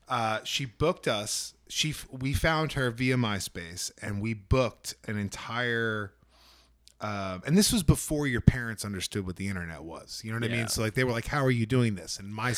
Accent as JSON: {"language": "English", "region": "Northeast", "country": "United States", "said": "I came from the Northeast."}